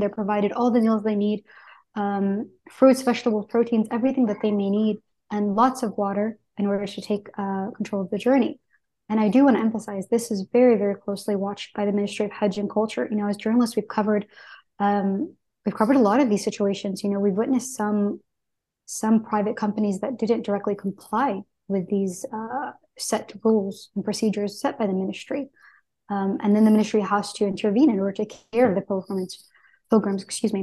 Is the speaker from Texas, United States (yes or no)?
yes; Texas, United States; I grew up in Texas